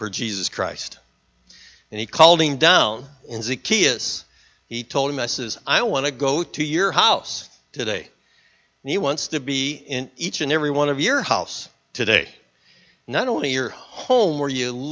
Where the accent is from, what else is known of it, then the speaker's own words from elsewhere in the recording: Middlebury, Indiana, United States; I come from a town called Middlebury. I was raised in Middlebury, and our background is Mennonite and Amish.